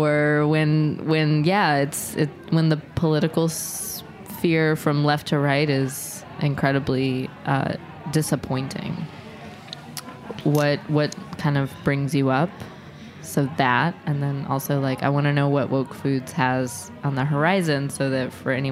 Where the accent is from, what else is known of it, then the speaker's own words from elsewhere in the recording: Indiana, United States; I'm from Indiana